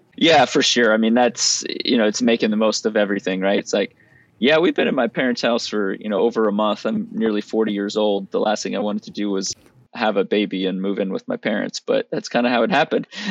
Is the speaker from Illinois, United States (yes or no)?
no; Lafayette, Louisiana, United States; moved away; I grew up in South Louisiana in Lafayette, and that's where we are now